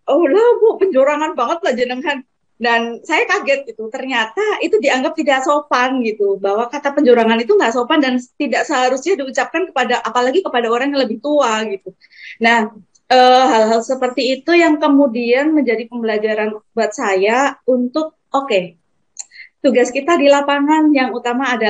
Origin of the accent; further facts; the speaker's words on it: Kendal, Central Java, Indonesia; accent: Semarangan; Jadi, saya kan uh, asalnya dari Kendal, uh, lebih dekat ke Semarang ya, jadi gaya bicara, gaya ngomong itu lebih ke Semarangan gitu.